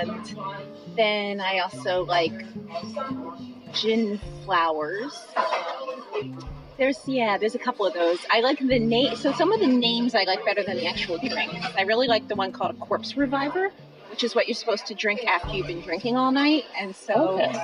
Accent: Philadelphia, Pennsylvania, United States; I grew up in Philadelphia

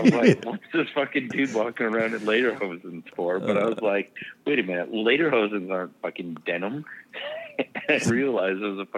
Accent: Canada; I gotta stick with my hometown crowd, right? So French-Canadian, buddy.

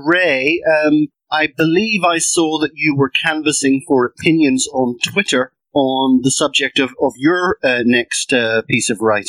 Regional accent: Northern Ireland, United Kingdom; I'm a Northern Irishman, but when it suits me, obviously I'm a British Irishman

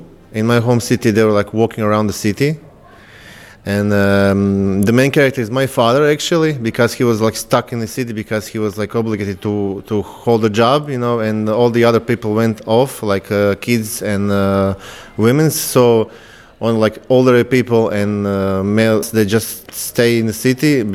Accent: Croatia; I came from Croatia, and this is my first time in Bristol

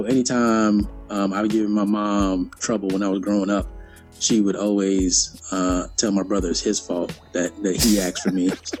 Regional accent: New York City, New York, United States; I was born in Brooklyn, New York. One of the first people in my family born outside the country, two islands, one country of Trinidad and Tobago.

